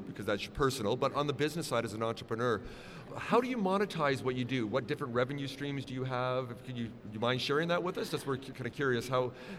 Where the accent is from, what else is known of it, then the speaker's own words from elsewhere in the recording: Vancouver, British Columbia, Canada; I'm from Vancouver